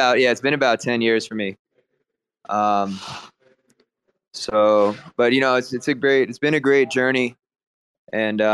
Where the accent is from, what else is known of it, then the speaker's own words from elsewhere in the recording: New York City, New York, United States; moved away as an adult; now in Mumbai, India; I'm originally from New York City. I grew up there